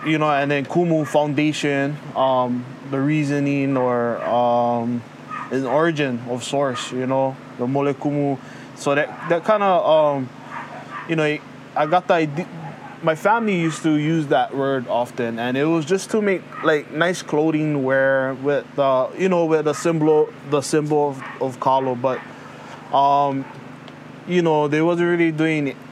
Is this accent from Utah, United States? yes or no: no; Hawaii, United States; first language Hawaiian; English is a second language; He kupa au I keia pai aina o Hawaii. Noho au I ka awawa o Nanakuli.